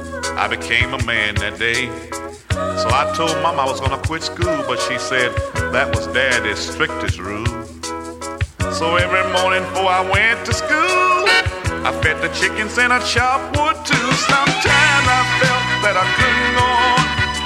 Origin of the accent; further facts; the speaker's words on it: Alabama, United States; I was born and raised down in Alabama on a farm way back up in the woods.